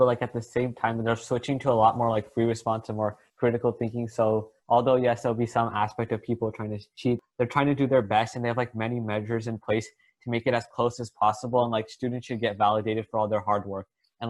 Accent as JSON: {"language": "English", "region": "California", "country": "United States", "said": "I'm from California, and I'm going to be a rising sophomore."}